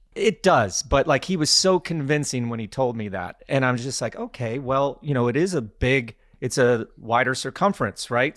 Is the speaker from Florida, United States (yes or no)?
no; Glenwood Springs, Colorado, United States; I grew up in Glenwood Springs, Colorado